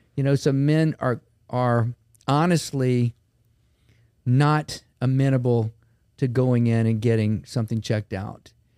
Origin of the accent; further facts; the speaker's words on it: Baton Rouge, Louisiana, United States; I grew up in Baton Rouge, been here my whole life